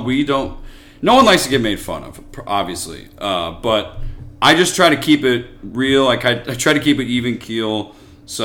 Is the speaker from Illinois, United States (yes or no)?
yes; Chicago, Illinois, United States; I grew up in Chicago. I love it here.